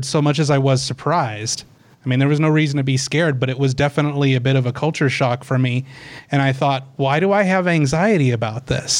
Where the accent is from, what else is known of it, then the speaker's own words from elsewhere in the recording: Fort Collins, Colorado, United States; I grew up here in Fort Collins